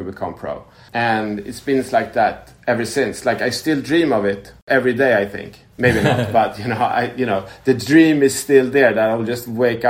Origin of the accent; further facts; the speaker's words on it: Stockholm, Stockholm County, Sweden; I'm born and raised in Stockholm, Sweden